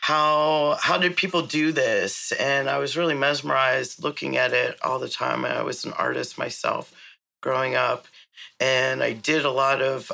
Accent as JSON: {"language": "English", "town": "Pittsburgh", "region": "Pennsylvania", "country": "United States", "tie": "born or raised there", "also_born_or_lived": "San Francisco", "moved": "as an adult", "said": "I grew up in Pittsburgh, Pennsylvania, in very white suburbs"}